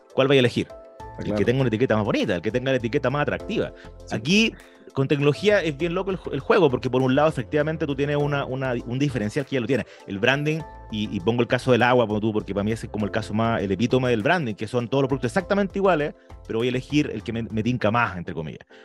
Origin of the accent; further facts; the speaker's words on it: Chile; nosotros que somos chilenos, orgullosos de chilenos